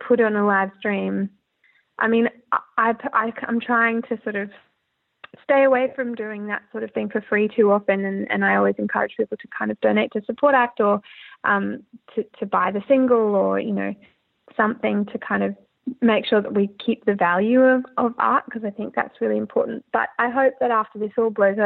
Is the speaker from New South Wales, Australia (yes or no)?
no; Brisbane, Queensland, Australia; moved away; I'm from Brisbane